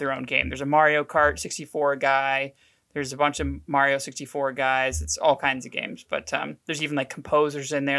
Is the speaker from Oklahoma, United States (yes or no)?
yes; Oklahoma City, Oklahoma, United States; Born and raised in Oklahoma City